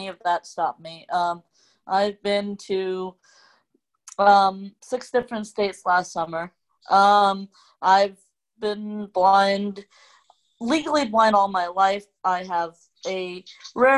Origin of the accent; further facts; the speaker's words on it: Hong Kong; first language Cantonese; English is a second language; moved away; I'm an immigrant from a subsection of a country, a big country named China, and I'm originally from Hong Kong